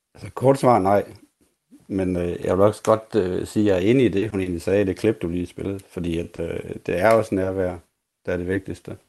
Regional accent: Aulum, Central Denmark Region, Denmark; jeg kommer fra Aulum, så det er ikke så langt fra hinanden ude i Vestjylland

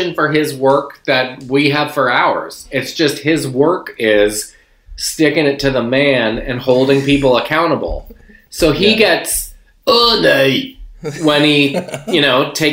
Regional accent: outside of Charlottetown, Prince Edward Island, Canada; I grew up in Prince Edward Island, outside of Charlottetown.

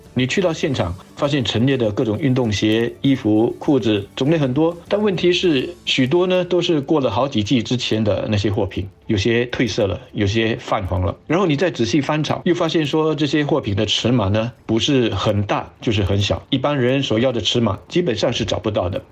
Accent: Singapore; 我们新加坡人

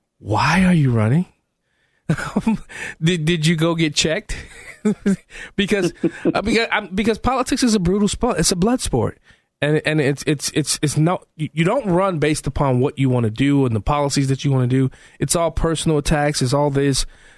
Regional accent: Illinois, United States; I was telling him I was from Illinois.

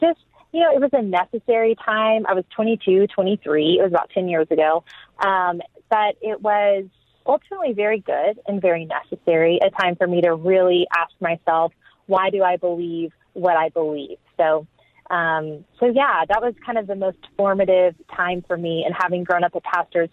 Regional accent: Texas, United States; also born or lived in England; now in Austin, United States; I grew up in the Bible Belt in Texas

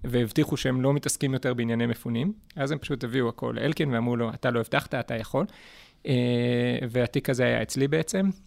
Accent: Neve Dekalim, Gaza Strip, Palestine; moved away as an adult; also born or lived in Jerusalem; נולדתי בשערי צדק בירושלים, אבל גדלתי בנווה דקלים מגיל אפס בעצם.

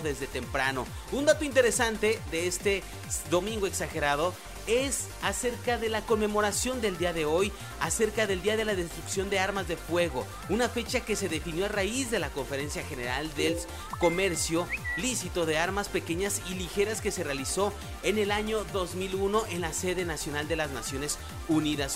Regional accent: Mexico

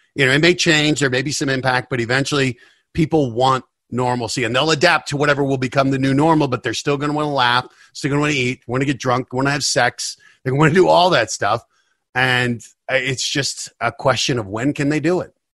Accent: Denver, Colorado, United States; moved away as an adult; also born or lived in New York; I grew up in Denver, and it was just, hey, you, you work hard, you go to college

